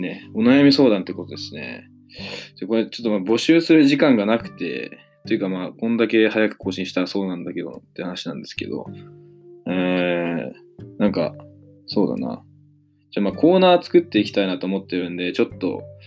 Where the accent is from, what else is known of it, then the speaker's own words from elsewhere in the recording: Matsue, Shimane, Japan; moved away; 僕の、まあ、故郷の松江